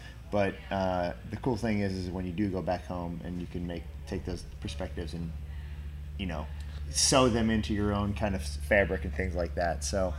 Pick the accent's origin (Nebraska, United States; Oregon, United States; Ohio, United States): Ohio, United States; Cincinnati; I'm from Cincinnati area. So like, you know, still a small city, but not necessarily a super small town